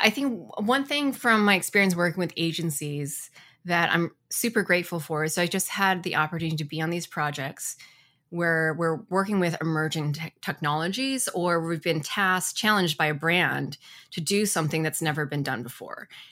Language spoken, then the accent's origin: English; Ann Arbor, Michigan, United States; now in Portland, Oregon, United States; I grew up in Ann Arbor, Michigan